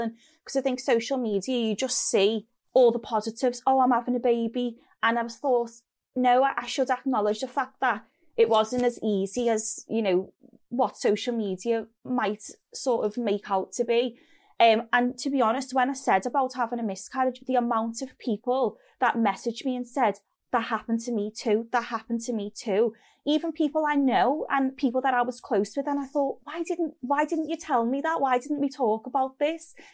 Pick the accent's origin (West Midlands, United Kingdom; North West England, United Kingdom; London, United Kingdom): North West England, United Kingdom; Liverpool; accent: Scouse; moved away as an adult; also born or lived in Oxford; the Scouse accent